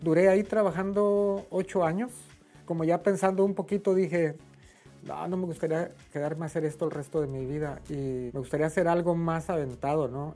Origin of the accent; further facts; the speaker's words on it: Torreón, Coahuila, Mexico; moved away as an adult; also born or lived in Durango, Mexico; now in Dallas, United States; soy originario de Torreón, Coahuila, México